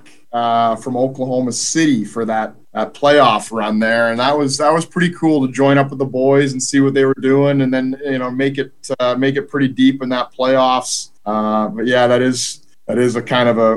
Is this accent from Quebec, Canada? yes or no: no; Vancouver, British Columbia, Canada; also born or lived in United Kingdom; now in Greenville, United States; Vancouver's my hometown.